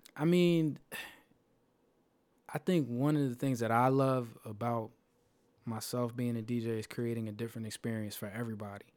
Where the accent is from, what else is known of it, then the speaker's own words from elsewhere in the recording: Philadelphia, Pennsylvania, United States; in Philly, in my hometown